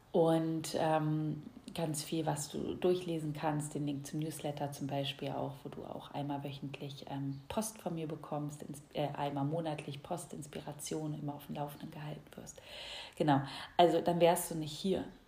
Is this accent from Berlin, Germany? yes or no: yes; Berlin, Germany; moved away as an adult; ich bin ja in Berlin aufgewachsen, bin mittlerweile so ins Umland gezogen